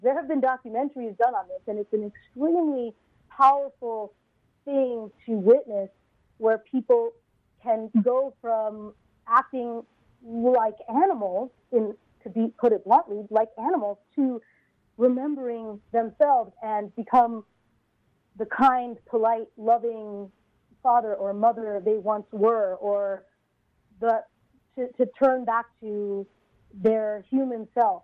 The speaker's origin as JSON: {"language": "English", "town": "Honolulu", "region": "Hawaii", "country": "United States", "tie": "born or raised there", "also_born_or_lived": "California", "moved": "yes", "lives_now": "New York City, United States", "said": "I grew up in Honolulu, Hawaii, and in fact, that's where my parents still are today. Uh, I, re- I was technically born in California, but I have no memory of that time."}